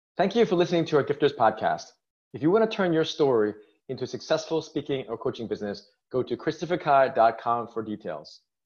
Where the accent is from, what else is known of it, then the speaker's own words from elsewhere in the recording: New York City, New York, United States; I'm from New York City